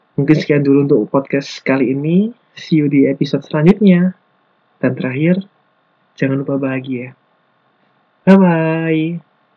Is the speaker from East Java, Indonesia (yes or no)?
yes; Lumajang, East Java, Indonesia; moved away as an adult; now in Malang, Indonesia; Asal aku dari kota Lumajang, tapi sekarang ini aku lagi menetap di Malang